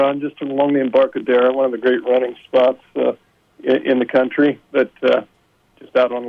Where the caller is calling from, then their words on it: San Francisco, California, United States; I'm calling in from a warmer winter evening in San Francisco